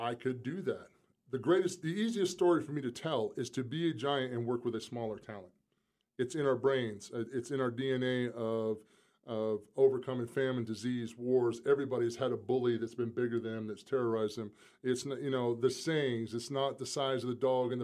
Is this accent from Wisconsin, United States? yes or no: no; South Carolina, United States; I'm still from South Carolina. I mean, I'm a small town kid